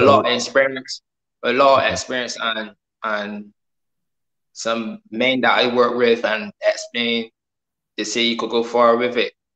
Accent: Barbados; I'm from Barbados.

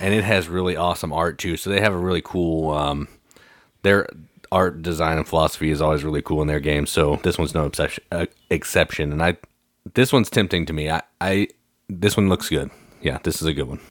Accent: Midwest, United States; I'm from the Midwest

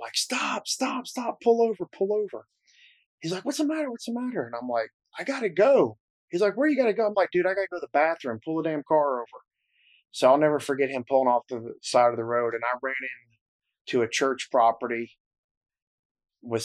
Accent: Nashville, Tennessee, United States; moved away as an adult; also born or lived in New Jersey / Atlanta, Georgia; I was born in New Jersey. And I know you can't tell by the accent I have, but I grew up in Nashville, Tennessee

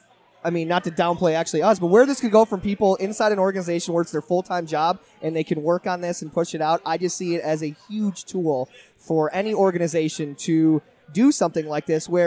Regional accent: Buffalo, New York, United States; coming from Buffalo, where we live and die by our professional

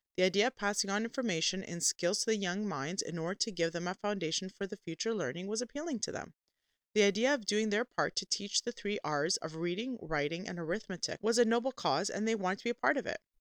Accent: Canada

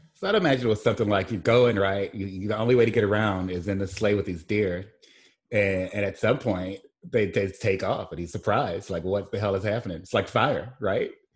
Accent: Mississippi Gulf Coast, United States; moved away as an adult; also born or lived in Saint Louis / Midwest; I grew up here on the Gulf Coast.

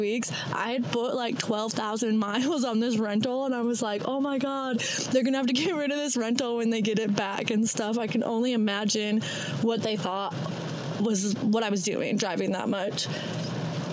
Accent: Utah, United States; also born or lived in Idaho; I'm from Utah. Utah, Idaho

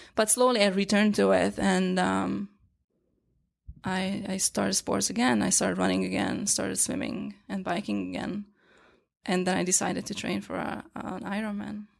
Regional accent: Hungary; English is a second language; moved away as an adult; now in New York, United States; growing up in Hungary, we didn't have acupuncture school

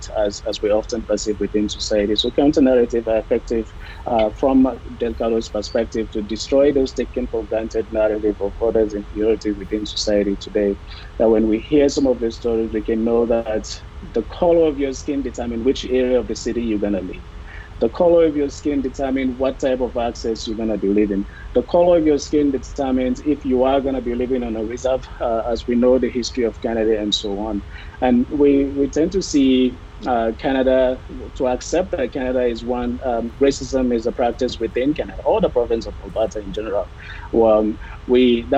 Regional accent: Sierra Leone; I am from Sierra Leone

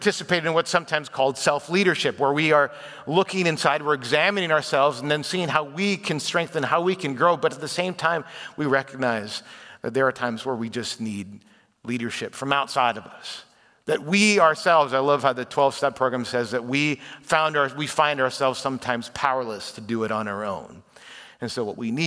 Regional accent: Chicago, Illinois, United States; moved away; I was raised in the Chicago area

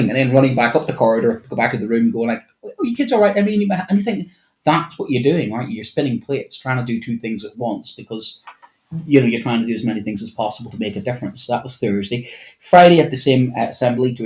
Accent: Ireland; me as an Irishman

